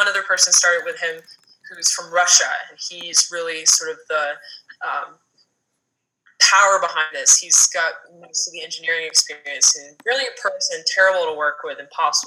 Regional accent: Canada; also born or lived in United States; now in Los Angeles, United States; I'm originally from Canada, actually, but I've been living in the U.S. for 16, 17 years

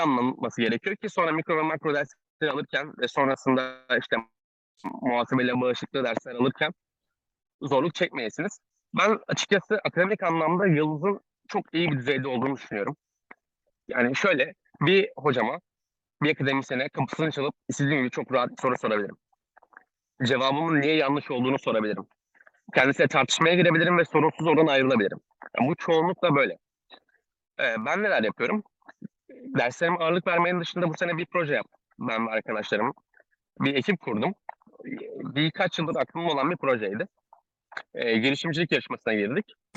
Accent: Ankara, Turkey; moved away as an adult; now in Istanbul, Turkey; ben Ankaralıyım

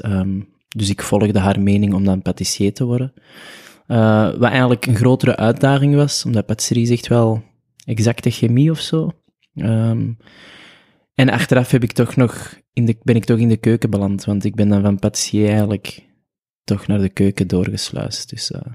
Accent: Antwerp, Flanders, Belgium; geboren in Antwerpen, opgegroeid op het Kiel

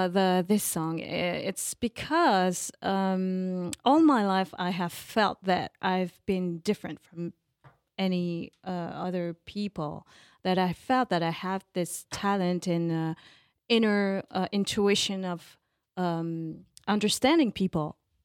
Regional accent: Paris, Île-de-France, France; I'm a real Parisian. Born in Paris

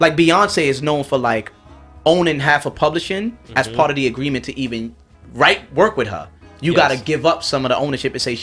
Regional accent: New York, United States; I'm from New York

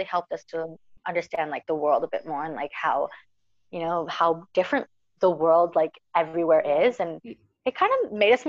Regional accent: New Zealand; like New Zealand's my home. I'm from New Zealand, obviously, you know, like that's where I'm from.

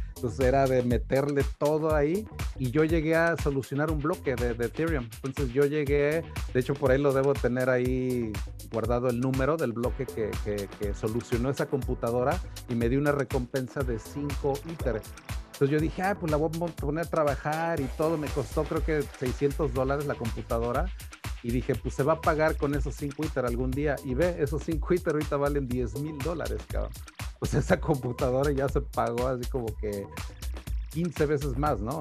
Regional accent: Taxco, Guerrero, Mexico; now in United States; soy de Tasco, también de una ciudad muy minera, muy platera

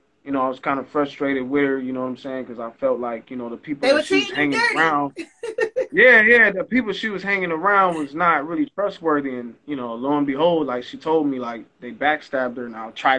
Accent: Los Angeles, California, United States; I was born and raised in Los Angeles, but my roots are Southern.

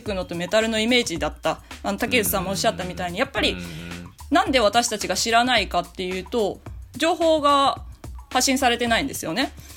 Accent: Japan; now in Berlin, Germany; 日本語なまりが出る

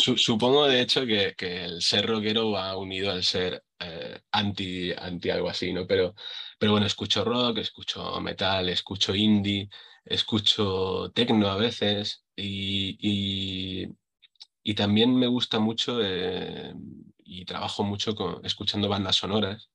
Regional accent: Villena, Valencian Community, Spain; de aquí, de, mi pueblo, de Villena

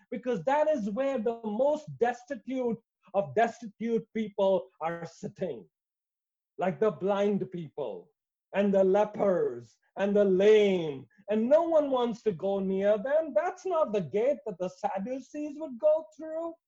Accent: India; I come from India

